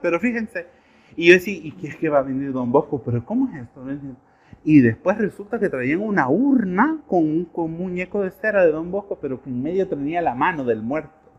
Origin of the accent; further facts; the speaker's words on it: El Salvador; Nosotros como salvadoreños